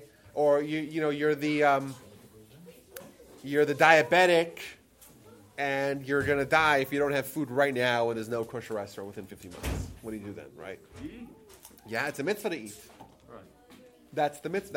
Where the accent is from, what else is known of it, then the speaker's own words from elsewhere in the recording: New York, United States; I'm the sixth child in our family. My parents were living in Brooklyn at the time. So it's Friday night in the middle of the winter in Brooklyn, New York